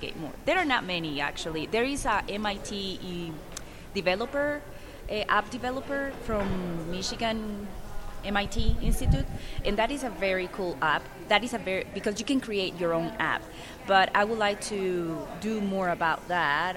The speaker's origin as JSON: {"language": "English", "country": "Costa Rica", "moved": "as an adult", "lives_now": "United States", "said": "I am from Costa Rica."}